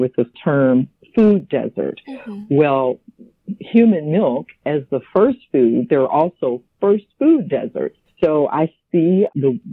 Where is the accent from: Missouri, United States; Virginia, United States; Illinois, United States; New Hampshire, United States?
Virginia, United States; also born or lived in Miami, Florida; return to my home state of Virginia